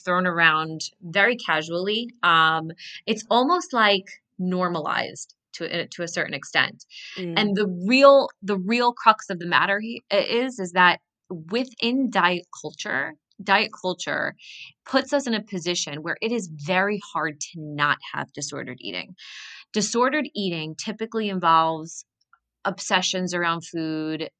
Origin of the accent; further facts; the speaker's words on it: New Jersey, United States; moved away as an adult; now in New York City, United States; I was born and raised in New Jersey, but always knew I wanted to end up in New York City.